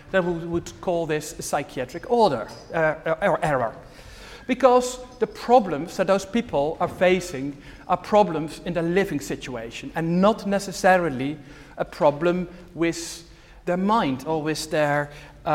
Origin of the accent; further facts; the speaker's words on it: Netherlands; moved away as an adult; now in United Kingdom; I'm originally from the Netherlands. The Netherlands, the place where I'm from, is only 150 miles from here. So I think many big cities in the UK are even further away than my hometown